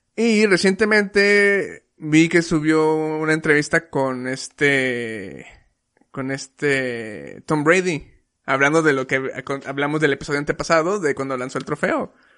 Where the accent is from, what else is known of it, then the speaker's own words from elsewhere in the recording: Mexico; nosotros que como mexicanos ya hemos probado un chingo de comida